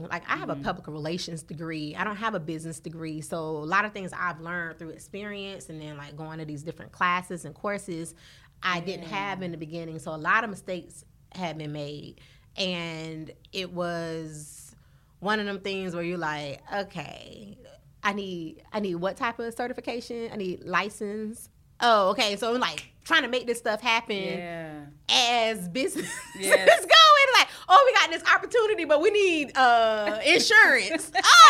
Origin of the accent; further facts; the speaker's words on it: the South, United States; I'm from the South, so that's all I know.